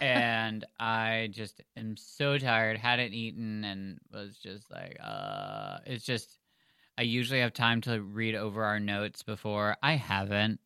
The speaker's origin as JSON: {"language": "English", "country": "United States", "said": "We're American"}